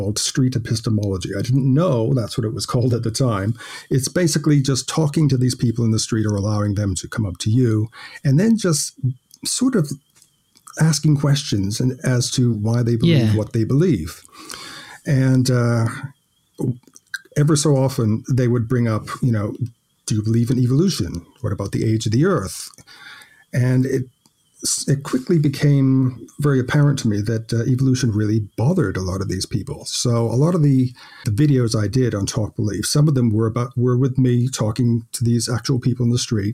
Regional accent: United States; moved away as an adult; also born or lived in Ireland; now in Watford, United Kingdom; I was born in America, but my family, my mother's from England, my dad's from Ireland, and I had my teenage years over there

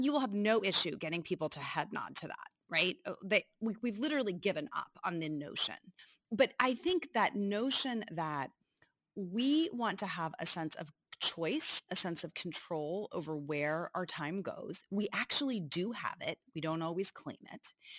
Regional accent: Northeast, United States; moved away as an adult; now in Cincinnati, United States; I grew up in the Northeast

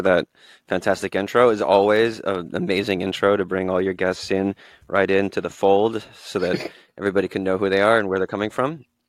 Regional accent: Bolivia; also born or lived in Washington, D.C., United States / Honduras / El Salvador; So I was born in Washington, D.C., and then lived kind of in Latin America, Central and South America growing up. My father was in the Foreign Service, so bounced around Bolivia, Honduras, and El Salvador.

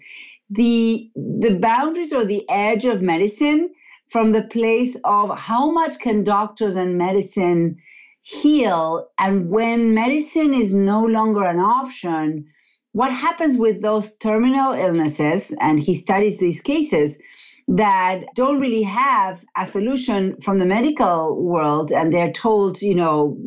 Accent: Argentina; moved away as an adult; now in Massachusetts, United States; I'm originally from Argentina. I've been in the U.S. for about 20 years

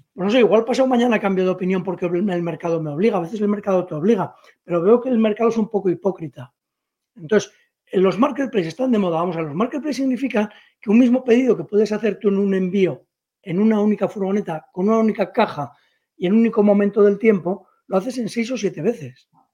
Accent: Spain; yo como empresario español

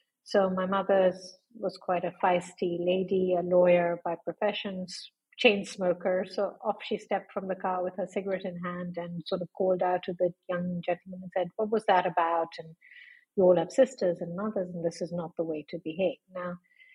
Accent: Lucknow, Uttar Pradesh, India; accent: British; moved away as an adult; also born or lived in London, United Kingdom; now in Dubai, United Arab Emirates; I grew up in a small town in northern India called Lucknow.

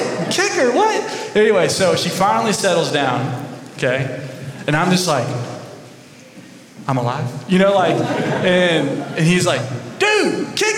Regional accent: Georgia, United States; moved away as an adult; now in Columbus, Texas, United States; I'm from Georgia, right? When you're from Georgia, you're not country as in like Texas

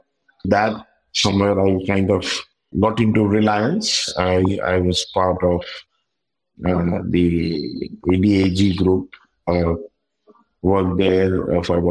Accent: Kolkata, West Bengal, India; moved away as an adult; also born or lived in South India; I left my hometown Calcutta for the first time at the age of 24

